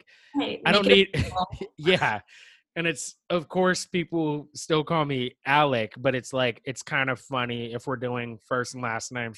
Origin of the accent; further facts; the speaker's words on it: Seattle, Washington, United States; moved away; I'm from Seattle